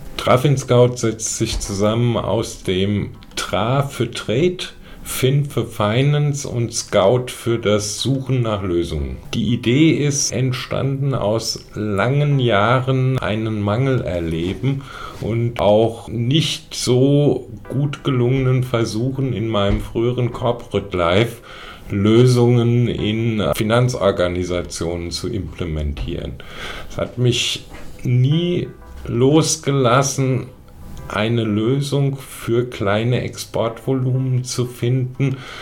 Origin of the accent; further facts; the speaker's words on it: Germany; hier bei uns in Deutschland